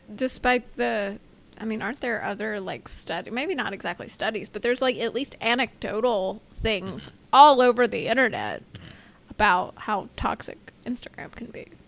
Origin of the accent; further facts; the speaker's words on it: United States; two bozo Americans